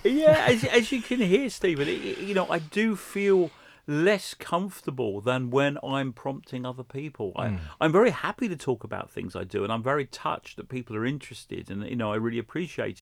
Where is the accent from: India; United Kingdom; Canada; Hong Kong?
United Kingdom; London; So I grew up in Hendon in northwest London